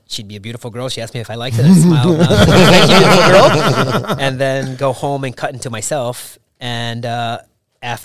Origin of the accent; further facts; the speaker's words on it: Greenville, Michigan, United States; moved away as an adult; now in Las Vegas, United States; From Michigan. Made in the Philippines, born in Michigan